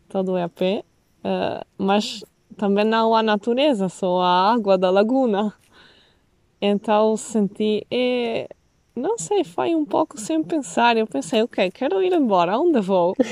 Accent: Venice, Veneto, Italy; Portuguese is a second language; moved away as an adult; also born or lived in Berlin; now in Portugal; nasci e cresci em Veneza até os meus, os meus 28

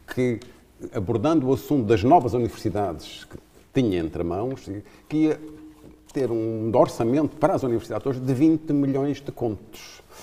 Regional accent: Lisbon, Portugal; moved away as an adult; also born or lived in Africa; eu acho que cresci em Lisboa

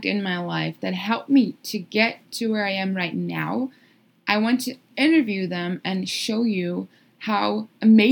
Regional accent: São Paulo, Brazil; moved away as an adult; also born or lived in Miami, United States; I was born and raised in Brazil. São Paulo, Brazil, to be more specific

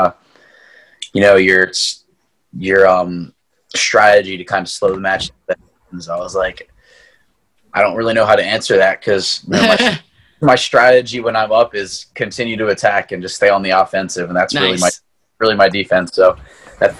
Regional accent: Marple, Pennsylvania, United States; when I was growing up, it was Marple Club. It was a club in my hometown

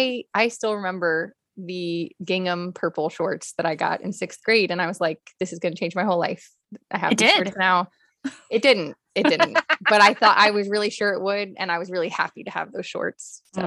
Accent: Los Angeles, California, United States; also born or lived in Pasadena / Miami; Well, I'm a California native. Yeah. Mm. So I'm new here, but I'm not new here. I was born in Pasadena. I was born an hour from where I live now, basically. And I grew up bi-coastal mostly between Miami and LA, back and forth.

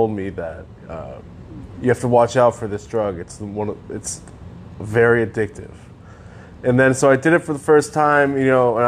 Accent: Connecticut, United States; I grew up in Connecticut

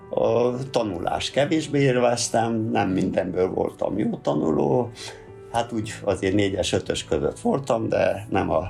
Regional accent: Hungary; Ugyan én a Rákosi korba eh, nőttem föl, ott volt a gyerekkorom, olyan időben, amikor a kutyák éhen pusztultak. Szép volt a gyerekkorom, hát voltak sikereim, tanulmányi versenyeken. Falun nőttem fel egy kis iskolából

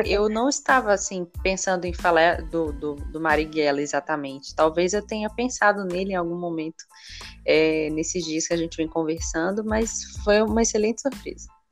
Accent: Pernambuco, Brazil; also born or lived in Rio de Janeiro; now in Niterói, Brazil; eu sou de Pernambuco

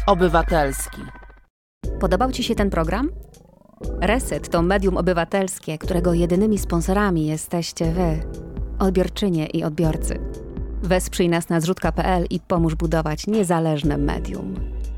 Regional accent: western Poland, Poland; skąd pochodzę, czyli zachodniej Polski

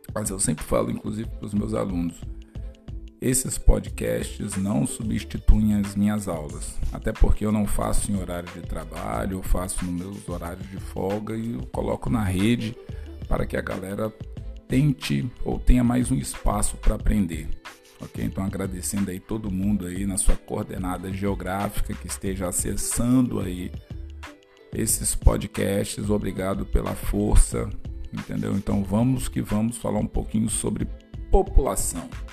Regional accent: Brazil; muitos brancos aqui no Brasil

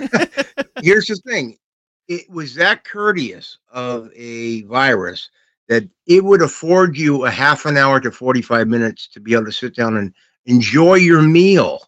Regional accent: United States; being American

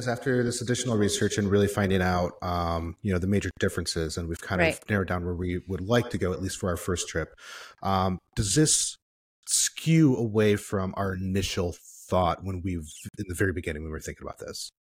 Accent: Michigan, United States; now in Medellin, Colombia; we're from Michigan

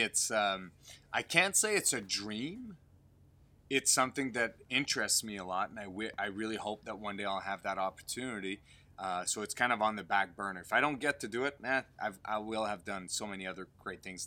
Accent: Canada; I'm French Canadian as well

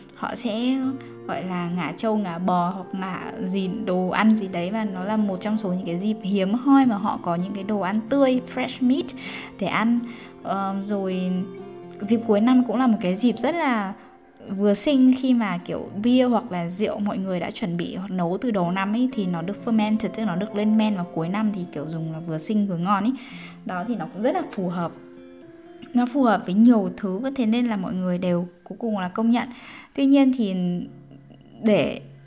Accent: Vietnam; moved away; mình vẫn là người việt

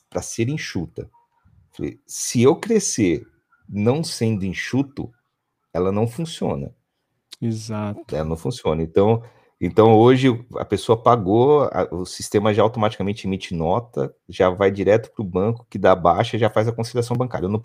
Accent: São Paulo, Brazil; Hoje eu tenho um colaborador que está no Paraná, eu sou do interior de São

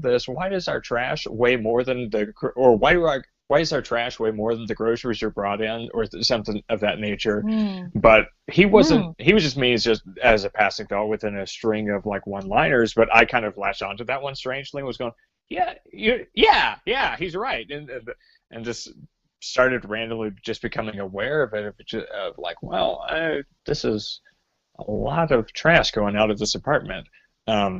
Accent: Northeast Texas, United States; now in Cincinnati, United States; I am originally from East Texas, well, Northeast in the Dallas area, then grew up in rural towns

